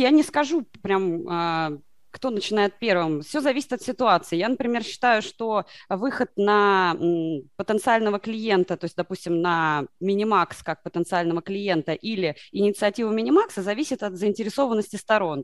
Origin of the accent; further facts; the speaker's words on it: Moscow, Russia; я, э, родом из Москвы